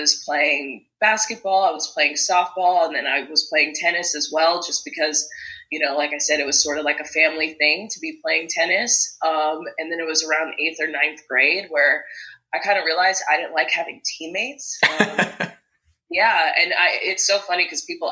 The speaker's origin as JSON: {"language": "English", "town": "Las Vegas", "region": "Nevada", "country": "United States", "tie": "born or raised there", "said": "I was born and raised in Vegas"}